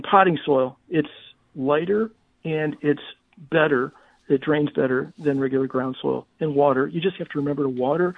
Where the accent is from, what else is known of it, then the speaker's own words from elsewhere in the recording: St. Louis, Missouri, United States; now in Dallas, United States; growing up in St. Louis